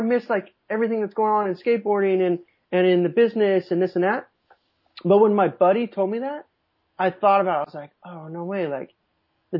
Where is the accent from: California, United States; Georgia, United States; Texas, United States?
California, United States; Southern; born or raised there; moved away as an adult; also born or lived in New Mexico